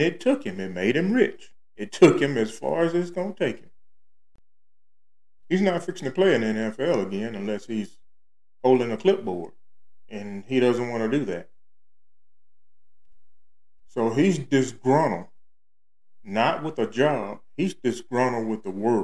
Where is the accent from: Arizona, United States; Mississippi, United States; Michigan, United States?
Mississippi, United States; Starkville; camp in Starville, my hometown, Mississippi